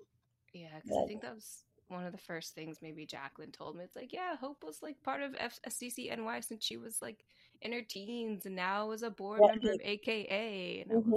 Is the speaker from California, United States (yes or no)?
no; right below Baltimore, Maryland, United States; also born or lived in DC area; I grew up in Maryland, like right below Baltimore.